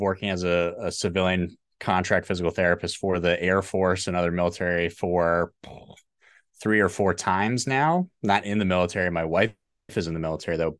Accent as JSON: {"language": "English", "region": "New Jersey", "country": "United States", "tie": "born or raised there", "also_born_or_lived": "Pittsburgh, Pennsylvania", "moved": "as an adult", "said": "I was born in New Jersey."}